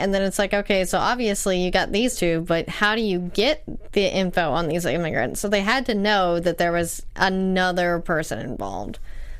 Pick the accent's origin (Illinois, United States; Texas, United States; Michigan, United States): Texas, United States; Tyler; So I'm from Tyler, Texas. It's not that small, but it's not that big.